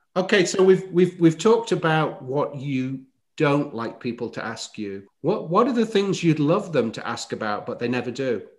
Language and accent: English; Chesterfield, East Midlands, United Kingdom; moved away as an adult; now in United States; my hometown is called Chesterfield